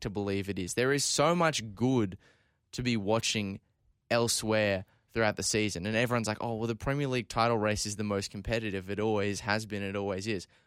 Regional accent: Scotland, United Kingdom; I'm about to defend England here as the Scottish person in the room

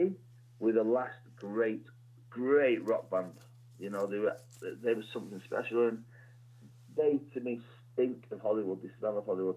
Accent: Warrington, North West England, United Kingdom; I grew up in a place called Warrington.

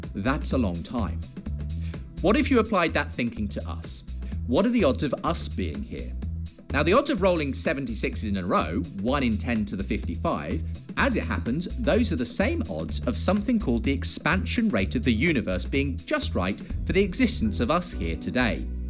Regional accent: Woking, South East England, United Kingdom; I'm from all the way over in Woking

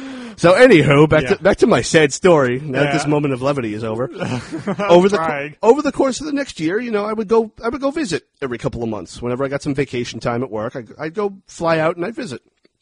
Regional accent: Dayton, Ohio, United States; born there; I was born in Dayton, Ohio. My parents split up when I was still a baby.

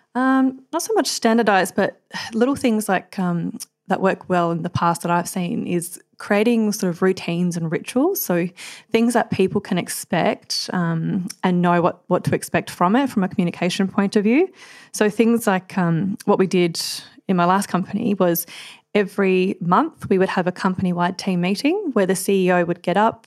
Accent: Adelaide, South Australia, Australia; also born or lived in Queensland; now in Melbourne, Australia; I'm originally from Adelaide, so after growing up from Adelaide, just, uh, in a sort of small country town

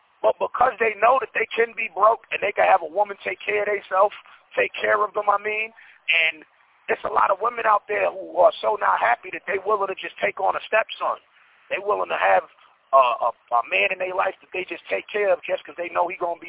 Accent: Honduras; I'm from Honduras

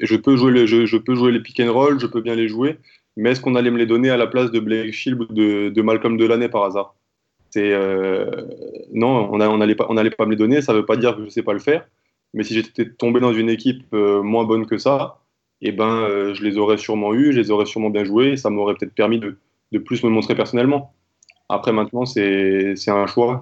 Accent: France; je suis né en France, je suis français

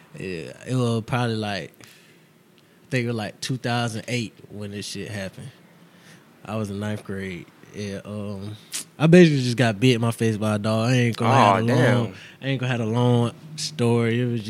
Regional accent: Texas, United States; born there; You know, I was born in Texas, so I love all that Texas shit.

